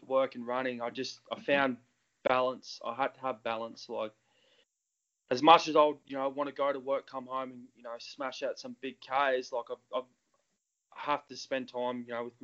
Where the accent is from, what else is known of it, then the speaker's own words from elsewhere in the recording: Queensland, Australia; moved away as an adult; now in Mount Macedon, Australia; I've played rugby my whole life because, like I said, I was from Queensland.